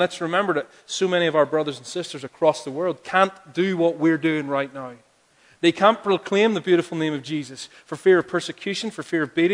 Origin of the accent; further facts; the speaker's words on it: Ireland; I'm from Ireland. I have a big family. Because that's what we do there